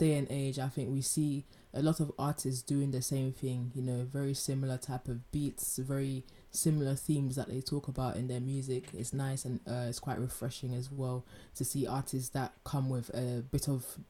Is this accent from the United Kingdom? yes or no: yes; London, United Kingdom; when I was growing up in London